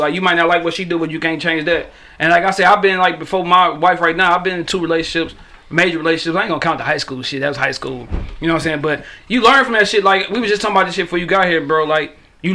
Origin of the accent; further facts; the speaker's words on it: Detroit, Michigan, United States; I'm from East Warren. You know what I'm saying? I'm from Cooper, between Forest and Warren